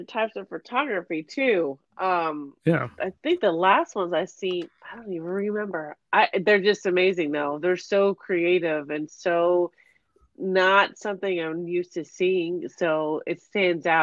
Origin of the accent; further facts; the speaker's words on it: California, United States; I was raised in California